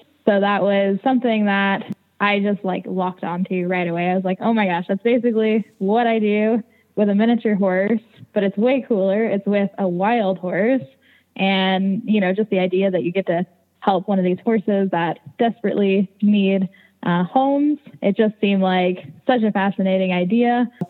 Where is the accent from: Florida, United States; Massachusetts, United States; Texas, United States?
Texas, United States; San Antonio; I grew up in San Antonio. I lived in the city, didn't have any horses